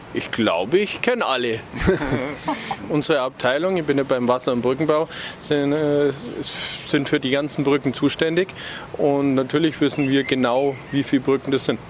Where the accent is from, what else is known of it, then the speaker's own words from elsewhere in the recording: Augsburg, Bavaria, Germany; Ja, bin ich. Ich bin früher als Kind an der Singold und also unser Grundstück war direkt an der Singold, bin da aufgewachsen